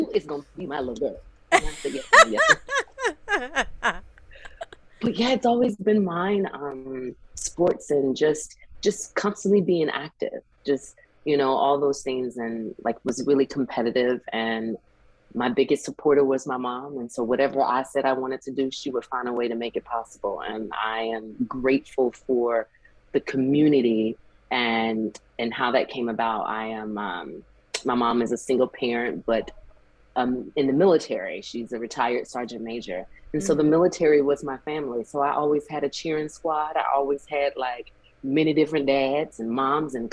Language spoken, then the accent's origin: English; South Carolina, United States; Growing up in South Carolina, you know, you go to church with your family and everything